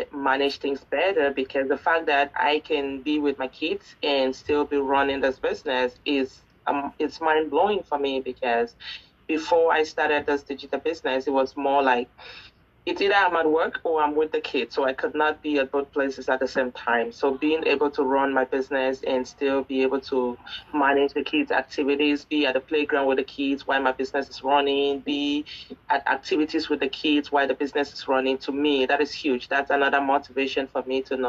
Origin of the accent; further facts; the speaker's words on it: Cameroon; now in Canada; I am currently based in Canada, but I'm originally from Cameroon.